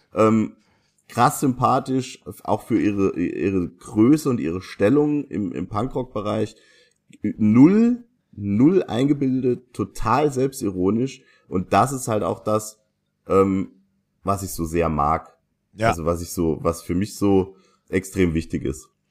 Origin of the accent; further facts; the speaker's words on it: Saarland, Germany; das Stigma, das wir Saarländer haben